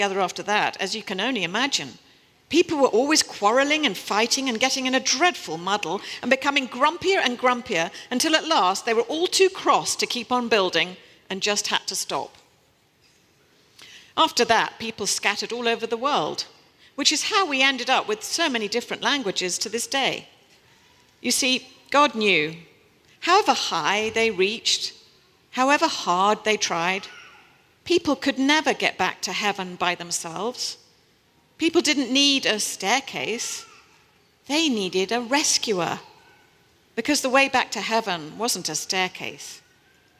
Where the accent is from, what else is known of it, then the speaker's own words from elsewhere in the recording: New Forest, South East England, United Kingdom; accent: British; moved away as an adult; also born or lived in Kampala, Uganda / Kenya / West Africa / Paris, France; now in New York City, United States; I was born in Kampala, Uganda, and lived in Kenya, and Then we moved to West Africa. I was raised in a boarding school in the New Forest